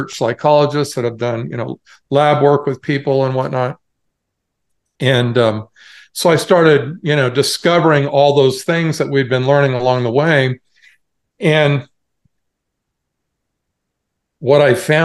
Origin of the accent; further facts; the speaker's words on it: Portland, Oregon, United States; moved away as an adult; also born or lived in Cupertino, California; I was originally from Portland, Oregon.